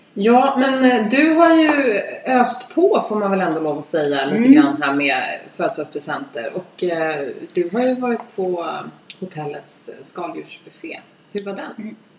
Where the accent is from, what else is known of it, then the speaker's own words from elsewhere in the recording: Vaxholm, Stockholm County, Sweden; Vi är uppvuxna ute på Rinde båda två